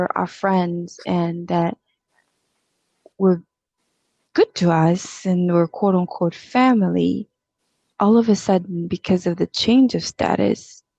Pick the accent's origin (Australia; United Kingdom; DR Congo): DR Congo; moved away; also born or lived in South Africa; We grew up, I'm originally from Congo, and my dad was very well off.